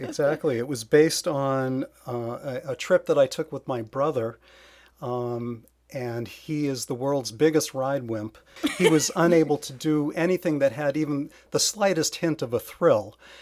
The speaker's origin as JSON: {"language": "English", "region": "Massachusetts", "country": "United States", "tie": "born or raised there", "said": "I'm from Massachusetts, born and bred, and lived here my entire life"}